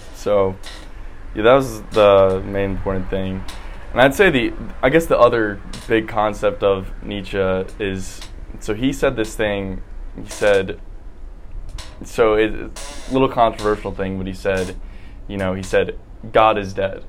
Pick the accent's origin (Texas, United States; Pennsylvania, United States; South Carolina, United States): South Carolina, United States; Columbia; I'm from Columbia, South Carolina